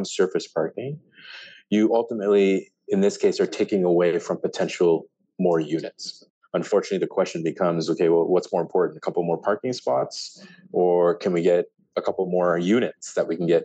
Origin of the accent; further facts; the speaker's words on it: Ottawa, Ontario, Canada; also born or lived in Mexico City, Mexico; I was born in Mexico City. My parents came here when I was about 4 years old, and grew up in Ottawa